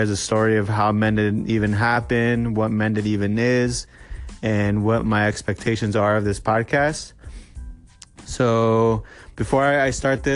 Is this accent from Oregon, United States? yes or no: yes; Medford, Oregon, United States; I am from Medford, Oregon